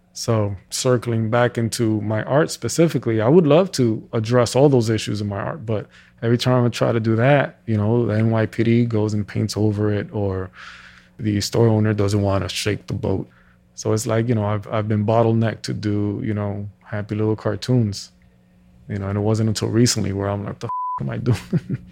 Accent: New York City, New York, United States; born and raised in Washington Heights

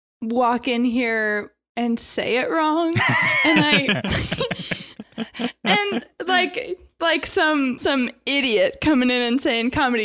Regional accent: Ohio, United States; I'm from the Midwest. Are you though? I happen to be. Ohio is the Midwest.

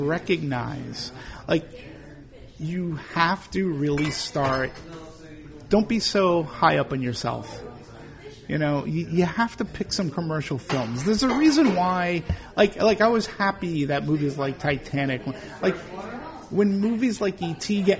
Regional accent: Boston, Massachusetts, United States; I'm from Boston

